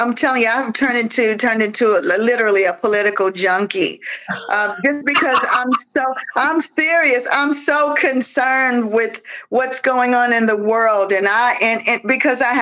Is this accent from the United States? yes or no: yes; Mississippi, United States; I'm from Mississippi